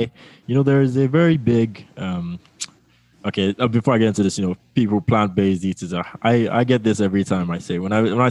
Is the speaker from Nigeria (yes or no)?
yes; Lagos, Nigeria; I grew up in Lagos, Nigeria.